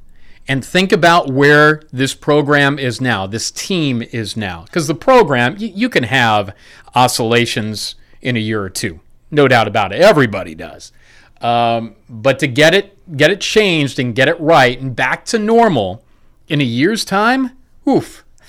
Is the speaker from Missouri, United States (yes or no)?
no; Chicago, Illinois, United States; moved away; I'm a flatlander, as you know. I'm from the Chicagoland area, and the flatland landscape I love.